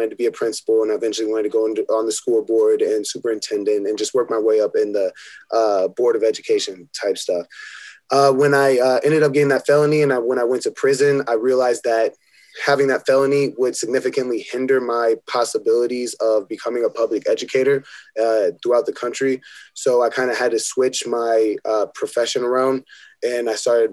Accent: Omaha, Nebraska, United States; I grew up in Omaha. I lived in North Omaha until I was 10

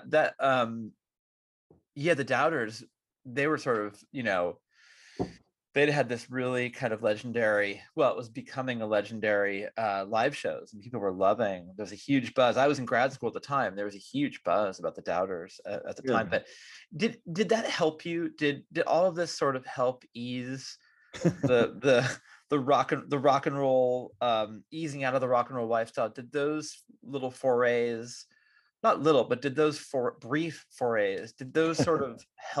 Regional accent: California, United States; I'm from the Bay Area, and I know that in 1990 or so, when you got here, that there was a fairly fertile musical scene that was still happening.

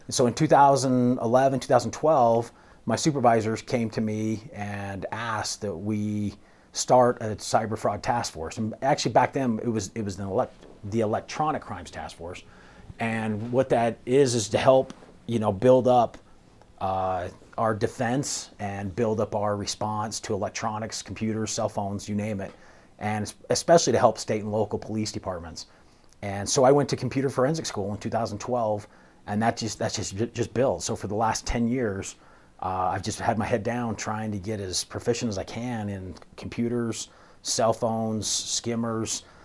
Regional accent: St. George, Utah, United States; moved away as an adult; also born or lived in Cedar City, Utah; now in Colorado, United States; I'm originally from Saint George, Utah.

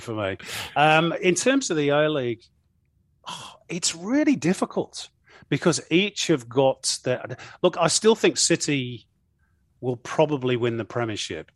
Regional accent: Manchester, North West England, United Kingdom; now in New South Wales, Australia; I'm from Manchester

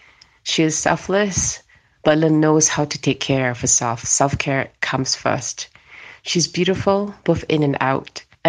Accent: Singapore; I'm from Singapore.

